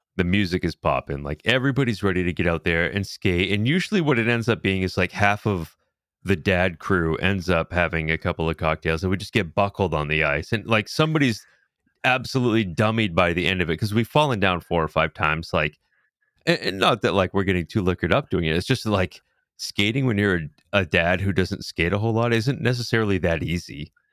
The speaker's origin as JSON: {"language": "English", "region": "New England", "country": "United States", "tie": "born or raised there", "said": "growing up in New England style"}